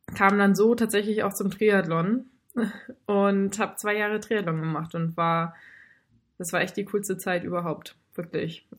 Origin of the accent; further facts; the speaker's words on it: Baltic coast near Fehmarn, Schleswig-Holstein, Germany; moved away as an adult; also born or lived in North Rhine-Westphalia / Lübeck; now in Hamburg, Germany; davor bin ich halt an der Ostsee bei Fehmarn groß geworden und komme gebürtig aus Nordrhein-Westfalen